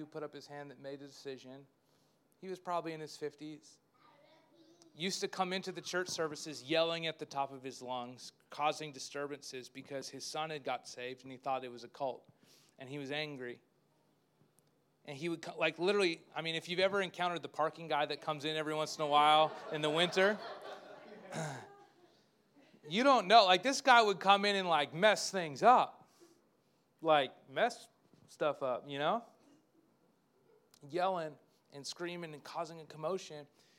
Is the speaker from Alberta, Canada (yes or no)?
yes; Spruce Grove, Alberta, Canada; I didn't even tell people I was from Spruce Grove there. I just said Edmonton, that didn't even connect with them. So I just said Canada because that's all they knew.